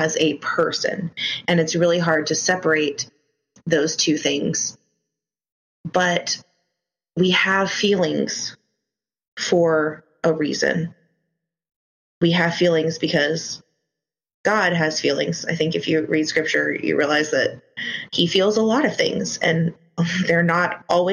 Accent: Ghana; Where I grew up in Ghana

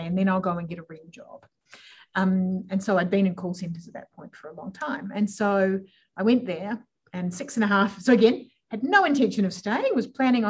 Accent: New Zealand; now in Adelaide, Australia; I'm originally from New Zealand, if we're being literal, but celebrated my 20-year anniversary of being in Australia last week. Sometimes I have an accent, sometimes I don't, but love being in Adelaide because you all sound like Kiwis

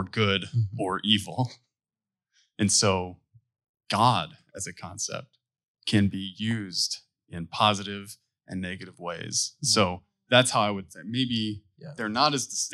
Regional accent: Michigan, United States; I'm from Michigan

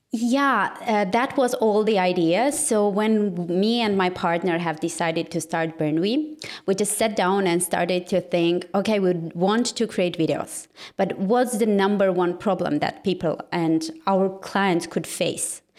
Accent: Yerevan, Armenia; I'm from Armenia, actually from capital of Armenia, and my team and everything is situated here

